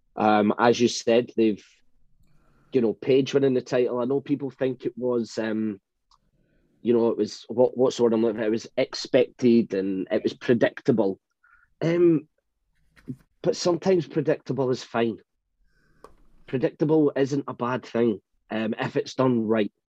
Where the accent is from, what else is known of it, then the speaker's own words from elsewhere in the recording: United Kingdom; I'm British